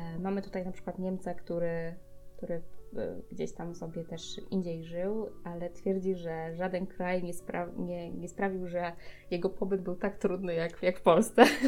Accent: Poland

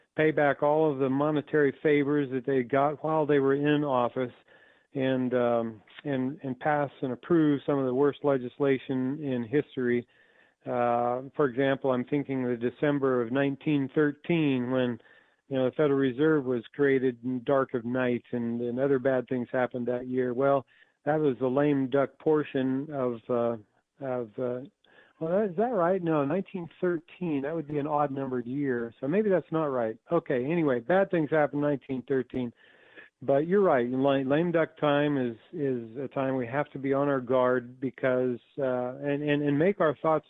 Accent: Idaho, United States; We grew up in Idaho

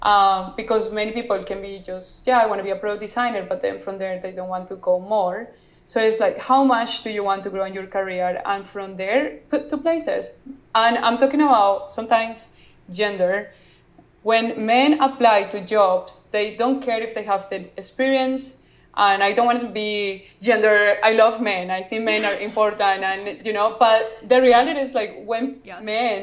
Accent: Colombia; I want to be that Latina that yeah. is going to shine in the world besides narcos, because I'm from Colombia.

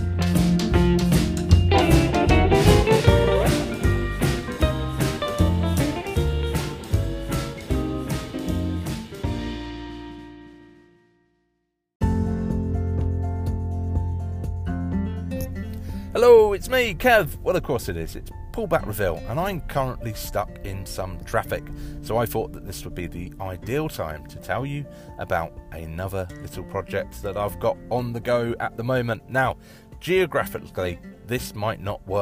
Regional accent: Manchester, North West England, United Kingdom; In my hometown, my home city of Manchester

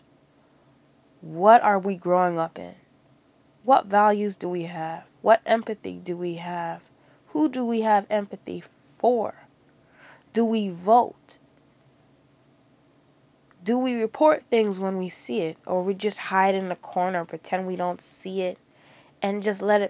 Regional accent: Jamaica; accent: Jamaican; my Jamaican accent

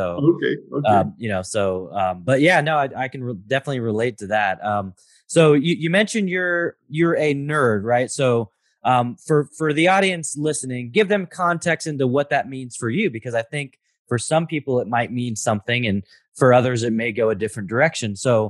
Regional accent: Oregon, United States; I grew up in Oregon.

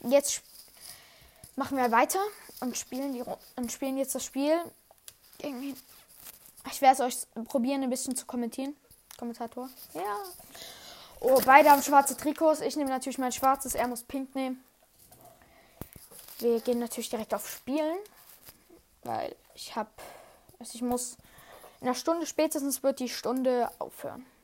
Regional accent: Switzerland; Einfach in der Schweiz sagt man Goalie und ich bin Schweizer.

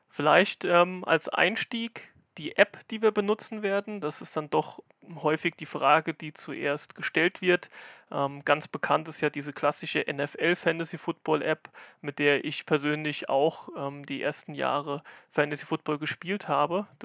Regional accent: Lauterecken, Rhineland-Palatinate, Germany; Ich komme aus Lauterecken, das ist bei Kaiserslautern in Rheinland-Pfalz.

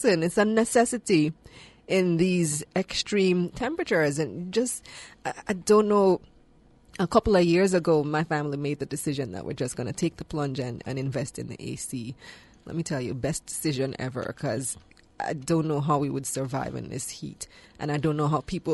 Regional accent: Belmopan, Cayo District, Belize; now in Kingston, Jamaica; I am from a country, well, my hometown in particular is one of the hottest parts of the country, Belmopan, which is the center of the country

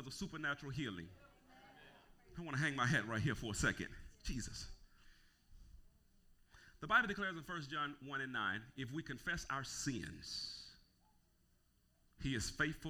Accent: Gulfport, Mississippi, United States; I grew up in Naugupport

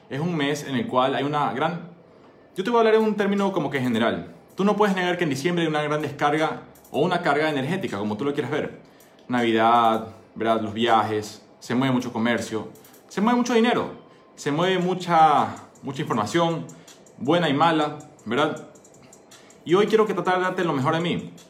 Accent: Ecuador; soy médico, soy ecuatoriano, soy emprendedor.

